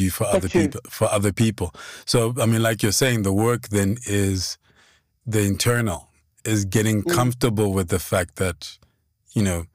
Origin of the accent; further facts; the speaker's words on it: Lesotho; now in South Africa; growing up in Lesotho